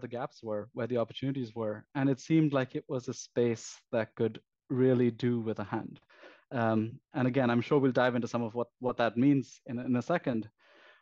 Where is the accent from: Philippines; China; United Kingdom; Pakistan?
Pakistan; moved away; I came from Pakistan originally